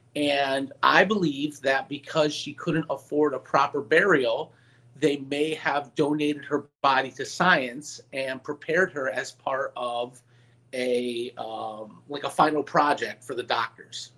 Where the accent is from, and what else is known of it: Meriden, Connecticut, United States; born or raised there